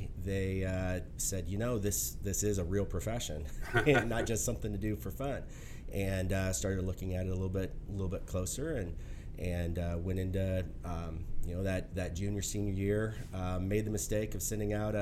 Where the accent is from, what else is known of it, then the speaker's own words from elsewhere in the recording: Central Iowa, United States; Grew up Central Iowa